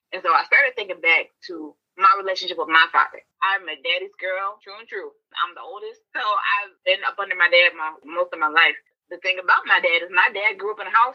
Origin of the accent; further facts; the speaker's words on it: the South, United States; And growing up in the South and having 85 percent of my friends were light skinned.